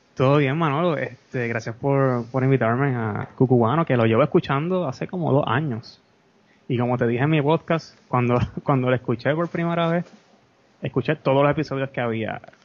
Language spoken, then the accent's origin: Spanish; Peñuelas, Puerto Rico; also born or lived in Ponce; soy, soy, soy de Peñuelas.